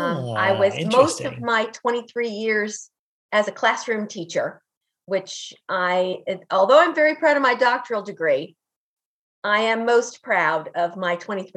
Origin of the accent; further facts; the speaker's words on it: Pennsylvania, United States; moved away; also born or lived in Virginia / West Virginia; I'm originally from Pennsylvania.